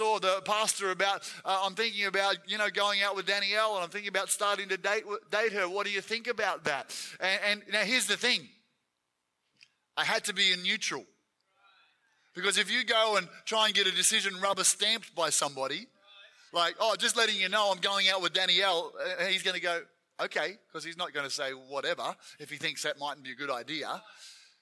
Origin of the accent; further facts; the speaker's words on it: Gippsland, Victoria, Australia; I was from Gippsland, which is on the east side.